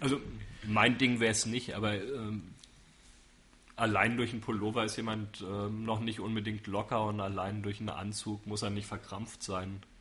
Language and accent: German; Frankfurt, Hesse, Germany; now in Würzburg, Germany; Frankfurt höchst. Im städtischen Krankenhaus bin ich geboren, dann zehn Jahre in einem Vorort gelebt, der Psalsheim heißt.